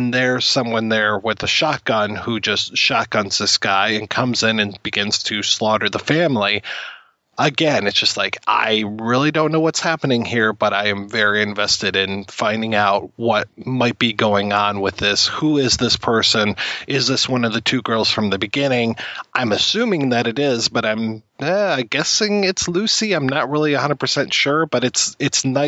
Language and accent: English; Canada; being Canadian